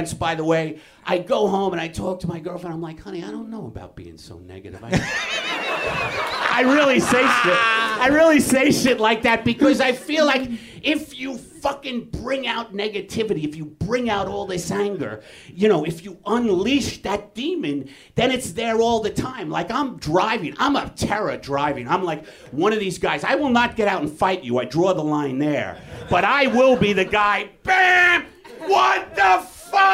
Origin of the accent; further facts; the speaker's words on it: New York, United States; now in Los Angeles, United States; I'm from New York